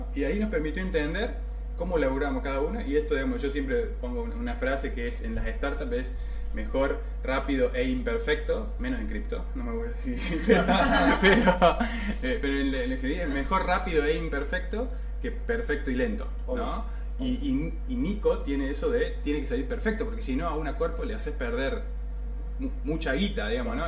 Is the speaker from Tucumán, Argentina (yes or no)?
no; San Francisco, Córdoba, Argentina; moved away as an adult; now in Córdoba, Argentina; soy de San Francisco, pero bueno, me fui a estudiar a Córdoba, me quedé